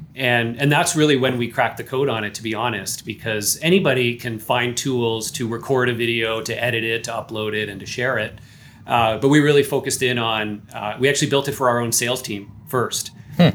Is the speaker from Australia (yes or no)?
no; Canada; I am Canadian